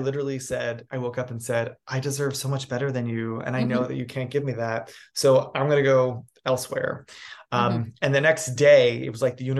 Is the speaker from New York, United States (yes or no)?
yes; New York City, New York, United States; also born or lived in New England; now in Los Angeles, United States; I'm a New England born boy. I grew up in New York City, and then I became like an adult here in Los Angeles.